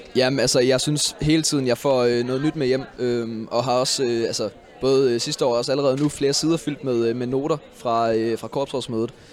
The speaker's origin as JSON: {"language": "Danish", "town": "Aarhus", "region": "Central Denmark Region", "country": "Denmark", "said": "min gruppe Gallerne hjemme i Aarhus"}